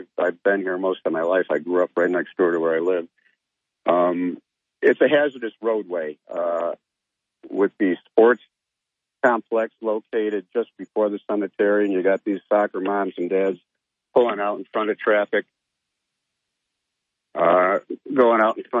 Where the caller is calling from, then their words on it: Binghamton, New York, United States; I'm calling from Binghamton.